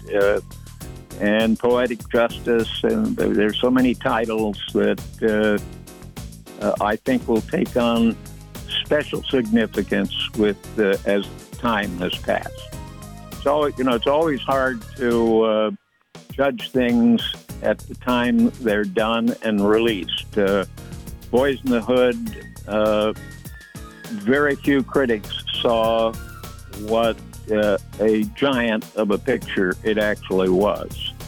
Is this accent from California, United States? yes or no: no; Illinois, United States; moved away; I was from Illinois, you know, Lincoln and Grant country